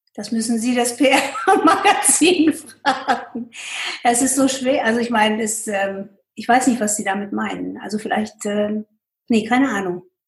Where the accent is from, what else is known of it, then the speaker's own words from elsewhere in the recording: Pakistan; also born or lived in United States / Münster, Germany / Asia; now in Germany; Ich bin in Pakistan groß geworden